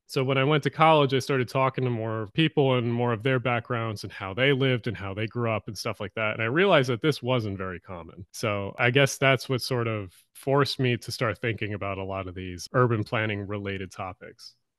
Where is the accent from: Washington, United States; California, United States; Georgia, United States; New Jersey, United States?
New Jersey, United States; Glassboro; also born or lived in Pitman, New Jersey; I grew up in two towns, one called Pittman and one called Glassboro, New Jersey